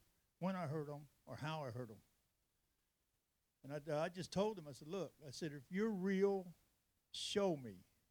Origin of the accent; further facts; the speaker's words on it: California, United States; moved away as an adult; now in Texas, United States; I'm from California